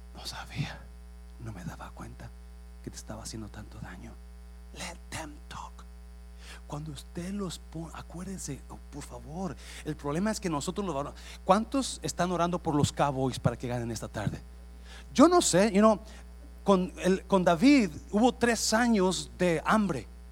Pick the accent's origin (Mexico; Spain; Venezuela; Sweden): Mexico; Nayarit; moved away; yo crecí en Nayarit